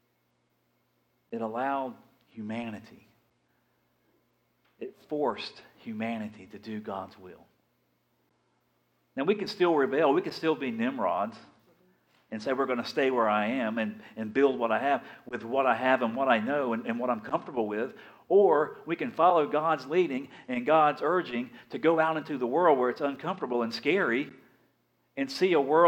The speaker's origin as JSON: {"language": "English", "region": "Big Bend of Florida", "country": "United States", "also_born_or_lived": "Dothan / Fort Walton Beach", "said": "I'm from the Big Bend of Florida"}